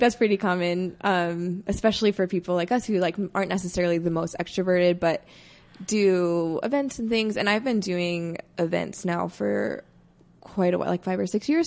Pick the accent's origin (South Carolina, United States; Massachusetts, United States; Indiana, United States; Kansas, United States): Indiana, United States; moved away as an adult; also born or lived in Iowa / Los Angeles; now in Denver, United States; I'm from the Midwest, originally from Indiana.